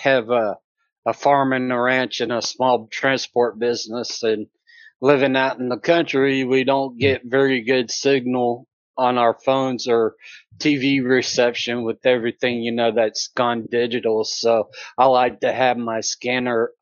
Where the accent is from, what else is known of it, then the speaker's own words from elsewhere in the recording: Alabama, United States; also born or lived in Mount Lassen area, California; now in Pryor Creek, United States; I was originally from Alabama